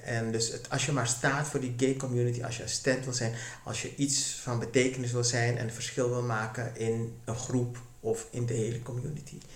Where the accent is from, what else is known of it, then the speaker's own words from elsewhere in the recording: Suriname; Ik ben in Suriname geboren en getogen